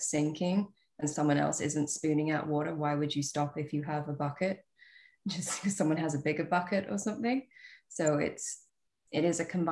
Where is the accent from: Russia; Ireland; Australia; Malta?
Australia; moved away as an adult; now in United Kingdom; I'm an Australian by birth. I live in the UK now.